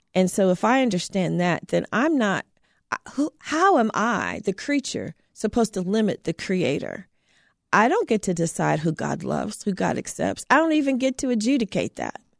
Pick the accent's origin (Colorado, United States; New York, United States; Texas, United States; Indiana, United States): Indiana, United States; Terre Haute; I grew up in Southern Indiana, a little town, Terre Haute, Indiana.